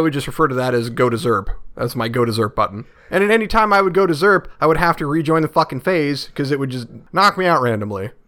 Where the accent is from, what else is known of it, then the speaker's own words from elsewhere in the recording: United States; as an American